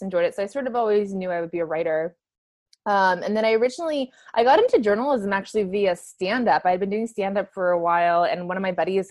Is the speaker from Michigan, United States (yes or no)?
no; Camarillo, California, United States; I'm from Southern California. I'm from a suburb of LA called Camarillo